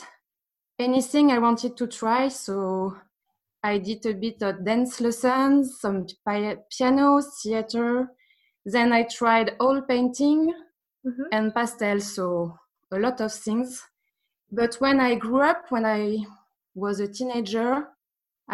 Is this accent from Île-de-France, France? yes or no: yes; Paris, Île-de-France, France; English is a second language; I was born in Paris, and I lived there for 20, 25 years maybe.